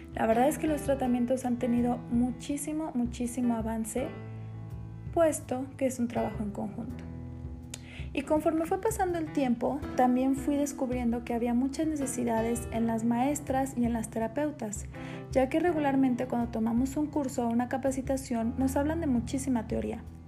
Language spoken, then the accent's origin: Spanish; Morelia, Michoacán, Mexico; soy de Morelia, Michoacán